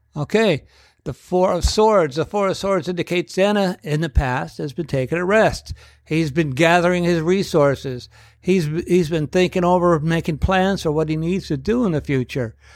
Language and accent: English; United States; as the American people